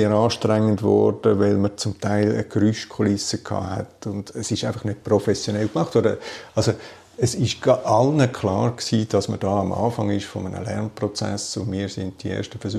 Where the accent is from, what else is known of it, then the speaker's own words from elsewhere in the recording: Bern, Switzerland; War auch für mich als Berner nicht die Reise nach Zürich.